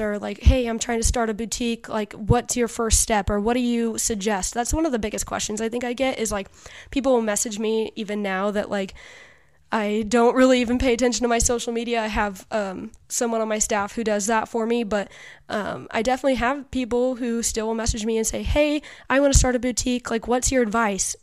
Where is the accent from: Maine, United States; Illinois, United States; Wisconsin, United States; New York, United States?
Illinois, United States; Western; I am from Western Illinois